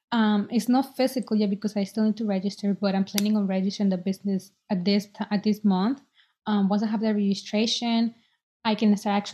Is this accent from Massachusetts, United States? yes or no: yes; Boston, Massachusetts, United States; And since I was an undergrad and I'm from Boston, they were able to help me.